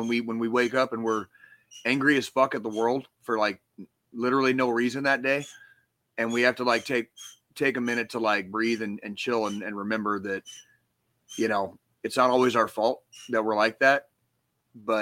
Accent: Arizona, United States; now in Kansas City, United States; growing up in Arizona

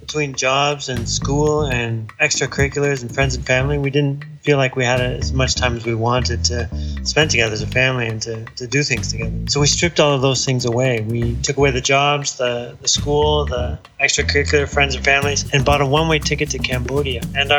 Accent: Toronto, Ontario, Canada; moved away; also born or lived in Washington, D.C.; We have lived in Toronto for 8 years. I grew up in Toronto, but left a long time ago. Luis and I met in Washington, D.C.

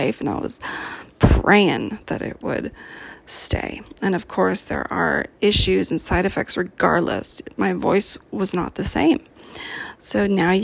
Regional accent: Cupertino, California, United States; now in Oregon, United States; I'm from California, born and raised in Cupertino.

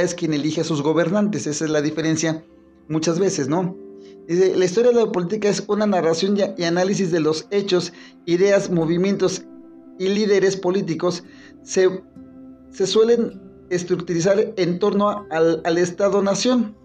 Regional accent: Mexico City, Mexico; ya somos Ciudad de México

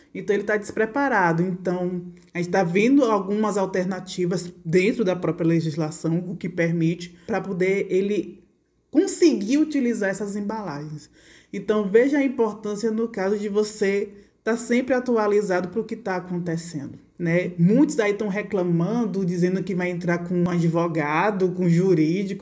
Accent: Feira de Santana, Bahia, Brazil; moved away as an adult; now in Santo Antônio de Jesus, Brazil; eu sou de Feira de Santana, estudei Feira de Santana, me formei Feira de Santana

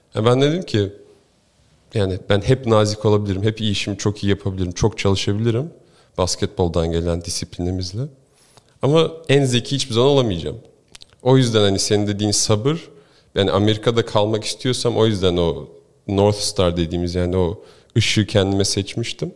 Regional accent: Istanbul, Turkey; moved away as an adult; also born or lived in Ohio, United States; now in United States; ben doğma büyüme İstanbulluyum şimdi.

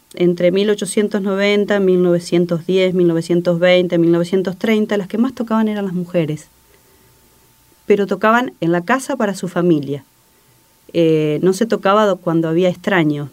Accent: Campana, Buenos Aires Province, Argentina; now in Paraná, Argentina; en un barrio de la ciudad de Campana, de donde soy oriunda.

